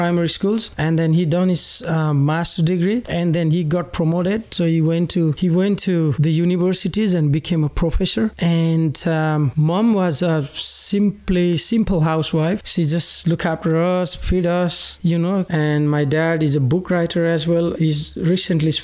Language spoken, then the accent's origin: English; Nepal; moved away as an adult; now in Australia; my mom and dad, I live with them all my life back in Nepal